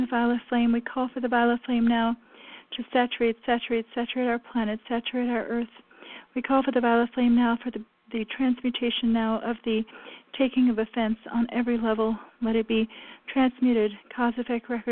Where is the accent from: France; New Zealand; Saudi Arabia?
France; moved away; I was raised in France